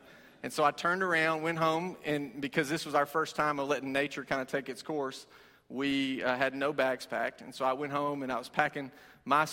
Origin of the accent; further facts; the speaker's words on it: Cornersville, Tennessee, United States; moved away as an adult; now in Knoxville, United States; I'm from Middle Tennessee, small dairy farm in the middle of nowhere